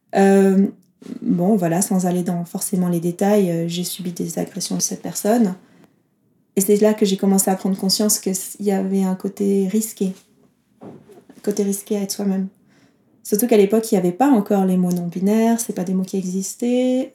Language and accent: French; south of France, France; now in Geneva, Switzerland; Je viens du sud de la France, vers euh, le sud de l'Ardèche, Toulouse, Marseille